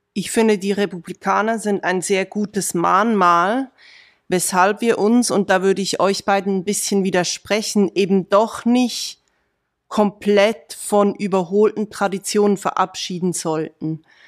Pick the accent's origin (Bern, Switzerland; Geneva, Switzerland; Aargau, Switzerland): Aargau, Switzerland; komme ich aus dem Aargau, aus dem ländlichen Aargau. Ich kenne die Menschen dort